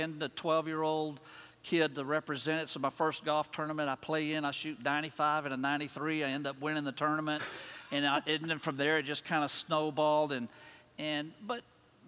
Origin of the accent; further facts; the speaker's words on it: Texas, United States; also born or lived in Bryan, Texas / College Station, Texas / Paris, Texas; I was raised in Texas